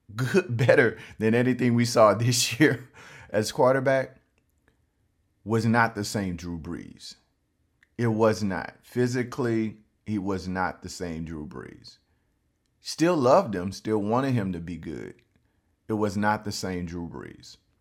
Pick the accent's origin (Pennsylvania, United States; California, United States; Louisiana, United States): Louisiana, United States; Baton Rouge; I'm from Baton Rouge, Louisiana